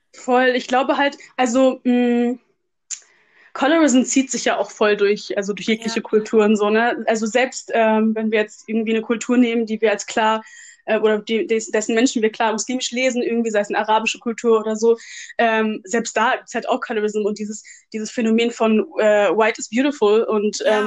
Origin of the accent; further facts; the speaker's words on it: Germany; Ich bin in Deutschland geboren.